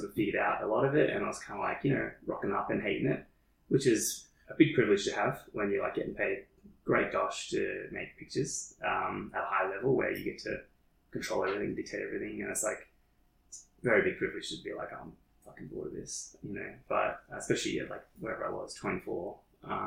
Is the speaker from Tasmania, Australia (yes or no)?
no; Shepparton, Victoria, Australia; now in Melbourne, Australia; I'm back in my hometown for an interim period.